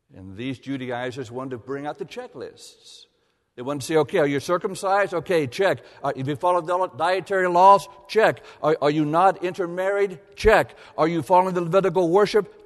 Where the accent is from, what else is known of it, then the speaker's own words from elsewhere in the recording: Columbus, Ohio, United States; moved away as an adult; also born or lived in Wilmore, Kentucky / Ann Arbor, Michigan; Columbus, Ohio, my hometown